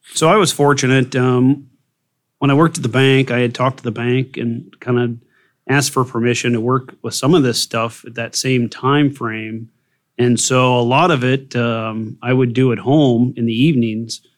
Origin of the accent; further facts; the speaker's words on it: Burlington, Iowa, United States; I was born and raised here in Burlington